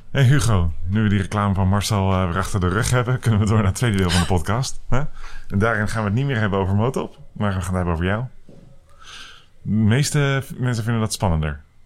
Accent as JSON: {"language": "Dutch", "country": "Netherlands", "said": "wij als Nederlanders"}